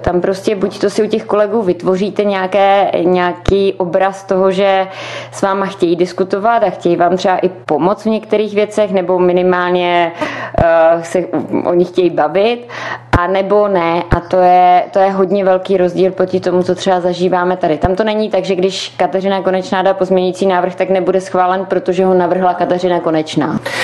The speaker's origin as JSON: {"language": "Czech", "country": "Czechia", "said": "jako Češi"}